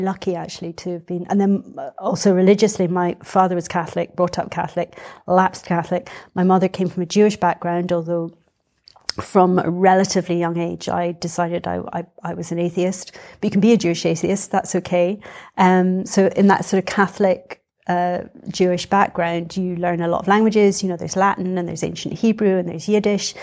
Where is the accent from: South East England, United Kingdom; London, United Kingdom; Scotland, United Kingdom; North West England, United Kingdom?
Scotland, United Kingdom; Edinburgh; I was born in Edinburgh. um, and brought up in Edinburgh